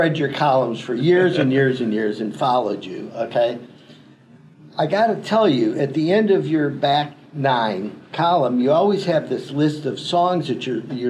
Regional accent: Cleveland, Ohio, United States; I grew up in Cleveland when the Cleveland Indians were winning.

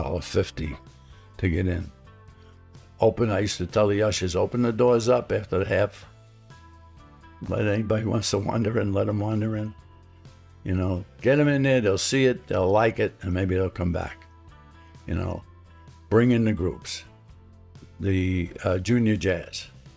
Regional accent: New York City, New York, United States; moved away as an adult; We're from Brooklyn, New York.

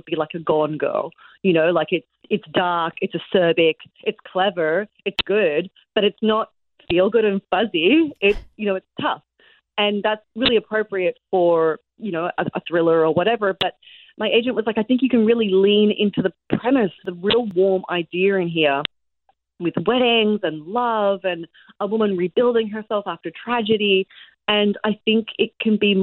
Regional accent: Australia; moved away as an adult; also born or lived in Sydney, Australia; now in New York, United States; I'm Australian

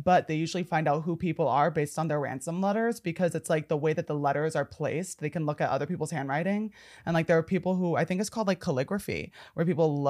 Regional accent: New Jersey, United States; I'm from New Jersey.

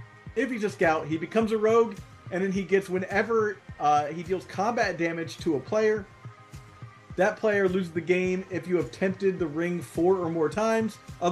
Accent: Ohio, United States; also born or lived in New Jersey / North Carolina / New York; So look, I'm a person of the world, let's say. I grew up in Ohio. I lived in South Jersey. I lived in North Carolina. I lived in New York.

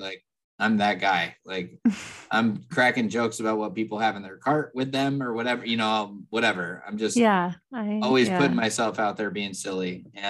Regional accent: California, United States; We're from California.

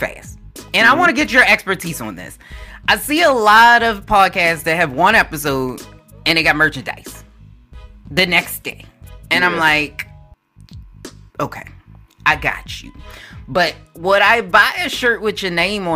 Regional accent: Baltimore, Maryland, United States; I'm from Baltimore

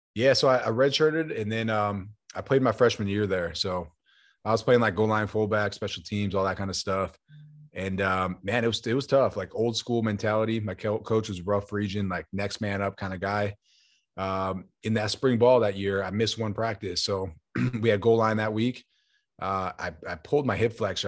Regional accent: Buffalo, New York, United States; moved away as an adult; also born or lived in Arizona

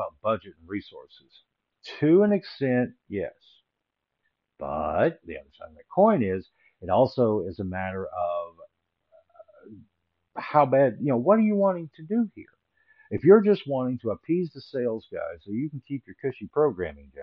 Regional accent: Little Rock, Arkansas, United States; Growing up in Little Rock, Arkansas, there really wasn't much of a film scene

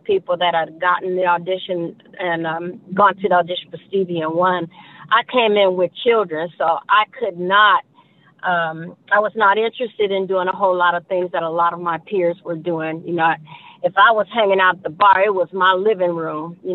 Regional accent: Gary, Indiana, United States; born or raised there

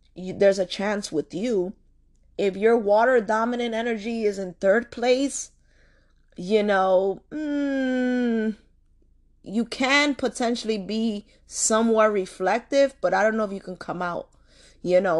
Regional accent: New York City, New York, United States; I come from Washington Heights

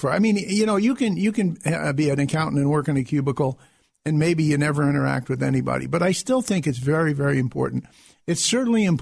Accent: Hudson Valley, New York, United States; moved away as an adult; now in Rochester, United States; I come from the Hudson Valley down by New York City

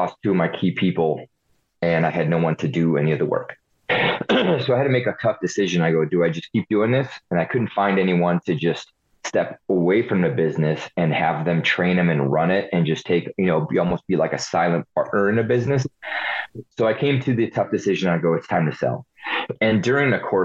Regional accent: United States; also born or lived in Hungary / Ohio / California; So I was born in Hungary, first generation. Left Hungary in 82 when it was still communist, so we defected. Came to the state for the American dream. Moved to Ohio, lived on a farm for a few years

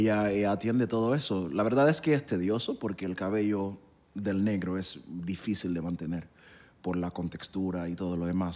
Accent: Haiti; moved away; yo nací en Haití

